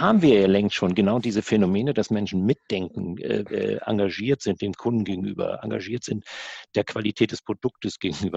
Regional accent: the North, Northern Germany, Germany; bei uns im Norden

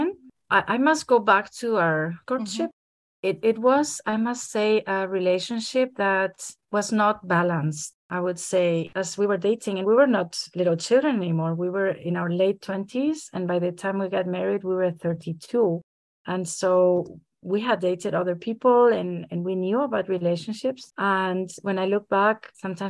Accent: Madrid, Community of Madrid, Spain; moved away as an adult; also born or lived in Frankfurt area, Germany; now in Frankfurt, Germany; I am Spanish. I'm from Madrid, Spain, and I have lived in Germany in the area of Frankfurt for the last almost 10 years.

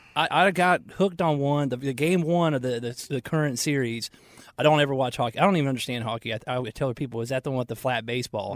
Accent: Marietta, Georgia, United States; now in Charlotte, United States; We grew up in Marietta, Georgia

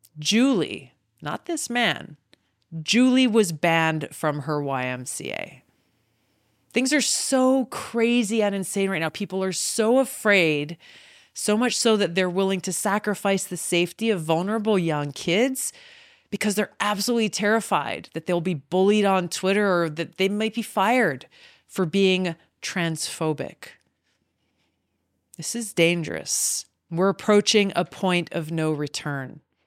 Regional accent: American Samoa; born there; I was born in American Samoa, actually. I'm the fourth of five, and my younger sister was born in Hawaii.

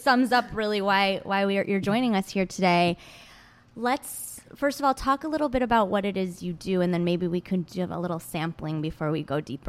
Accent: Michigan, United States; growing up in Michigan

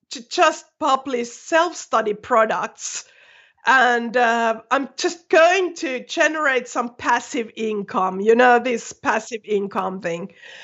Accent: Finland; first language Finnish; English is a second language; No, you know, my native language is Finnish, and I had used that a lot, so I could write quite fluently.

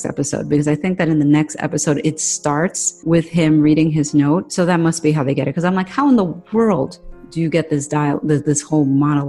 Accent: New York City, New York, United States; We're from the Bronx.

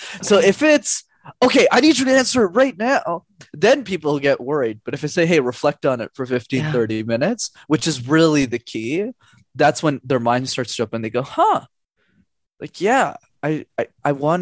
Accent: Montreal, Quebec, Canada; I'm born and raised in Montreal

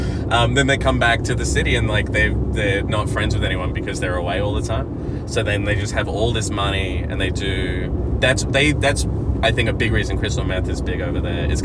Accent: Perth, Western Australia, Australia; So I'm from Perth in Western Australia, the worst place in the world.

